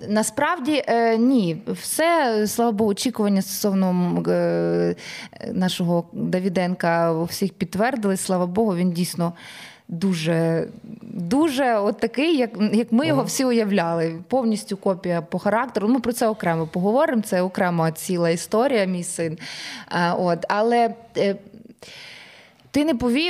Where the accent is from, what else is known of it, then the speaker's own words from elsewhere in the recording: Ukraine; ми з України, ми артисти